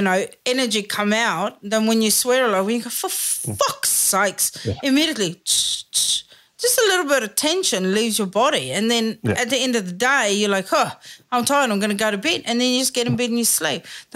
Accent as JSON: {"language": "English", "country": "South Africa", "said": "Like, I think as a South African, I think we are all heightened because we are fucking ready."}